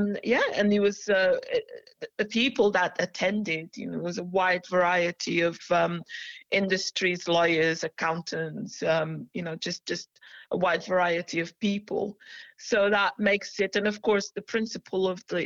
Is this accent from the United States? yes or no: no; Portugal; now in United Kingdom; I'm Portuguese, you see. I'm a Portuguese national. I'm a British national as well, but I'm a Portuguese national.